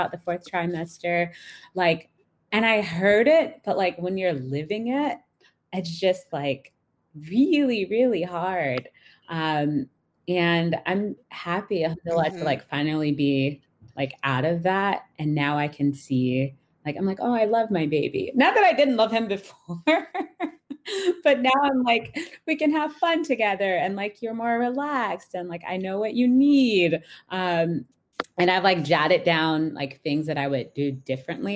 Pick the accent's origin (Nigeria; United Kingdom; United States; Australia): United States; Atlanta, Georgia; I grew up in Atlanta in a largely, I say largely, but pretty much just like Black American Muslim community